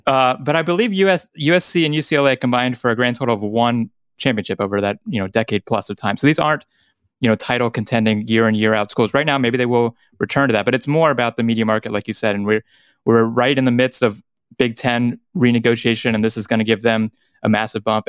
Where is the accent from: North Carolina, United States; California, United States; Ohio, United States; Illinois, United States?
North Carolina, United States; growing up in North Carolina